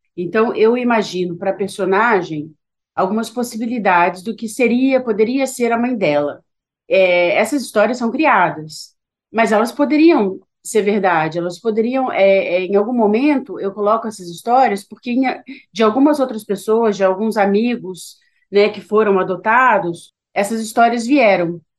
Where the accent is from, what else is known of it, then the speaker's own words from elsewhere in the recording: Petrópolis, Rio de Janeiro, Brazil; moved away; da minha cidade natal, que é Petrópolis